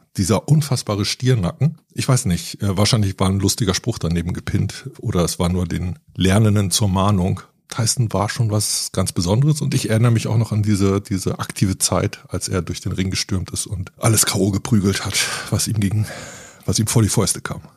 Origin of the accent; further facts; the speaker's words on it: Northern Germany, Germany; ich bin in Norddeutschland groß geworden